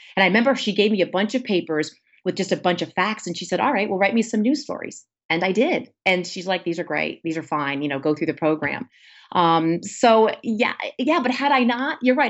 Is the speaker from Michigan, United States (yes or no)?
no; Warwick, Rhode Island, United States; I am from Warwick, Rhode Island, where I grew up.